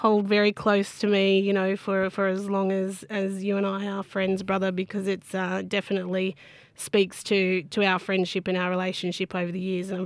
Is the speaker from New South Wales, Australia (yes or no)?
yes; Bundjalung Nation, North Coast, New South Wales, Australia; Very proud Bundjalung woman from both the Ngiyambul and Arakul people of the Bundjalung Nation here on the North Coast